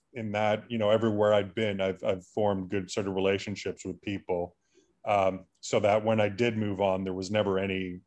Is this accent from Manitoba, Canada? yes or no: no; Burlington, Ontario, Canada; I grew up in Burlington, which is, you know, quite different from York in Northern Toronto